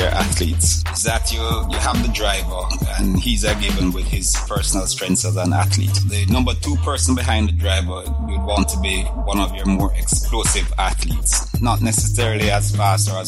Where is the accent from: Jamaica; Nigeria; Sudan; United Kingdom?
Jamaica; being Jamaican